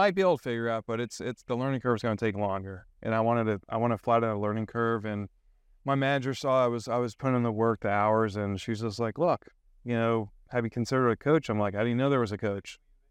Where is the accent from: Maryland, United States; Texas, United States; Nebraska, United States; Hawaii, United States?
Maryland, United States; Gaithersburg; also born or lived in New York; I wasn't born in Maryland. I was born upstate New York, moved around for the first 12 years of my life, landed in Maryland, Gaithersburg, Quince Orchard boy.